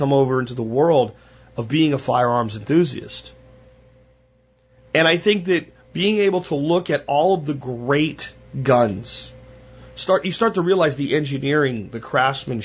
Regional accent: Pennsylvania, United States; moved away; Where I grew up in Pennsylvania

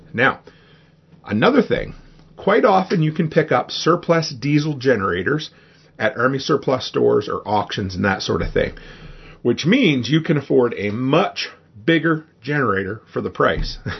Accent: Nova Scotia, Canada; where I grew up in Nova Scotia on the East Coast

